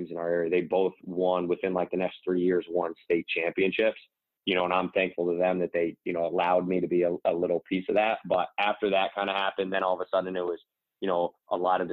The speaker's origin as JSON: {"language": "English", "town": "Albany", "region": "New York", "country": "United States", "tie": "born or raised there", "also_born_or_lived": "Hungary / Italy / Spain / Iceland", "moved": "as an adult", "said": "I played for the Nike AAU team in our area, the Albany City Rocks."}